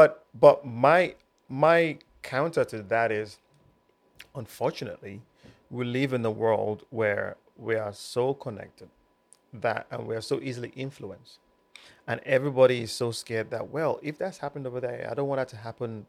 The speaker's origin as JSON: {"language": "English", "country": "United Kingdom", "tie": "born or raised there", "said": "brought up British."}